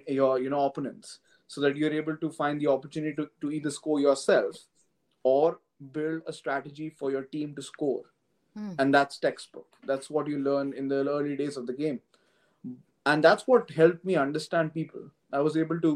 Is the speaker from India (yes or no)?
yes; New Delhi, Delhi, India; moved away as an adult; now in London, United Kingdom; I come from India, and I was born and brought up in New Delhi, the capital city.